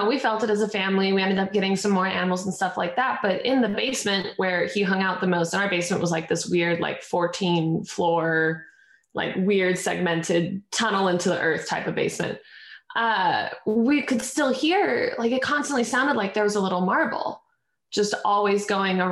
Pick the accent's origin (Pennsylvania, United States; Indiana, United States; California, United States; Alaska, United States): Alaska, United States; moved away as an adult; now in Los Angeles, United States; I was born and raised up in Alaska